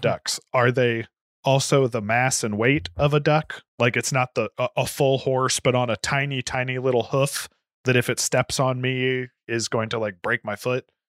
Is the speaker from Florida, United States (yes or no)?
yes; Florida, United States; now in Indiana, United States; I'm from Florida